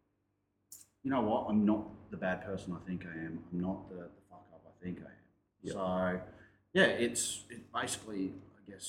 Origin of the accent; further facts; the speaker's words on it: Brisbane, Queensland, Australia; I grew up in Brisbane.